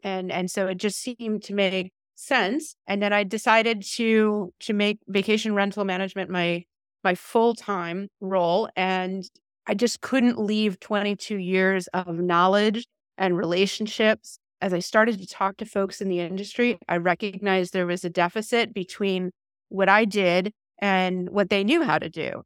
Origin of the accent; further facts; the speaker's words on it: Canada; moved away as an adult; now in Apollo Beach, United States; originally from Canada